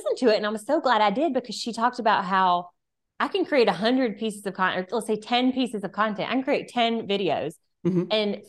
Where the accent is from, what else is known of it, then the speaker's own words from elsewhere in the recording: Alabama, United States; I'm from Alabama.